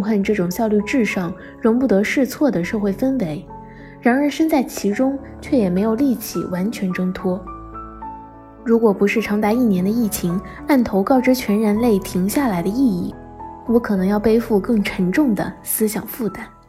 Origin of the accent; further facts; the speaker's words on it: southeast coast, China; moved away as an adult; also born or lived in Beijing; 我从小在东南沿海的一座小城长大，后来去帝都完成了本科学业